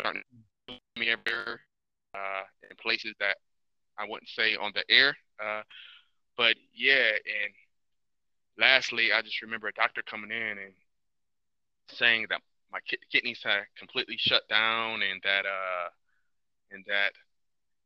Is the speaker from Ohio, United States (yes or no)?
yes; Toledo, Ohio, United States; I grew up in Toledo, Ohio, product of a single parent household.